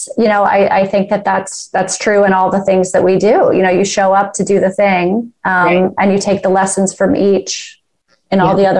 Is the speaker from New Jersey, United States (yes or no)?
no; Georgia, United States; In a suburb of Atlanta, north of Atlanta.